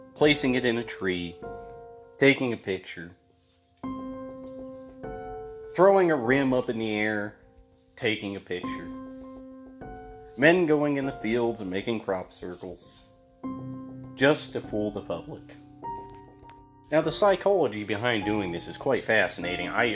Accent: Grand Junction, Colorado, United States; I am from Grand Junction, Colorado

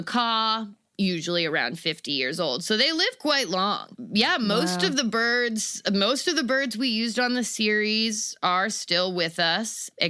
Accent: Florida, United States; I got into it the way most people get into it. I grew up in Florida.

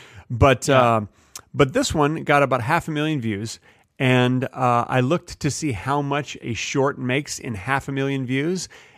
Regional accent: Texas, United States; Listen, I grew up in Texas.

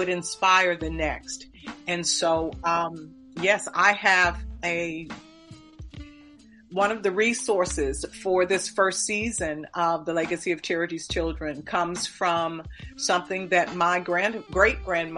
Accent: Dayton, Ohio, United States; I am from Dayton, Ohio. My family has been in Dayton, Ohio since 1802

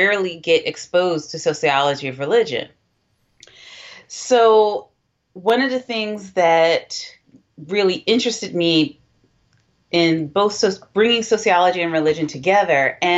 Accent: Philadelphia, Pennsylvania, United States; I grew up in Philadelphia

